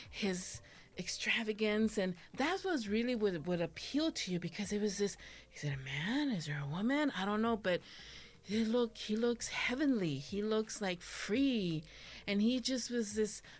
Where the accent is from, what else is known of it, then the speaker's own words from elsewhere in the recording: Mexico; I also love menudo because of growing up in Mexico, my grandma would take me to Chana and she had un puesto